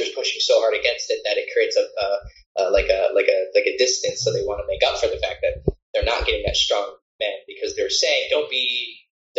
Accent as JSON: {"language": "English", "region": "Florida", "country": "United States", "tie": "born or raised there", "also_born_or_lived": "Midwest", "moved": "yes", "lives_now": "Romania", "said": "I was Latino and I grew up in Florida"}